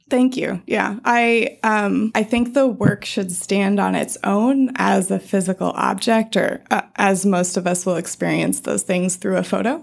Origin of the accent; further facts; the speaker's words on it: Colorado, United States; I grew up in Colorado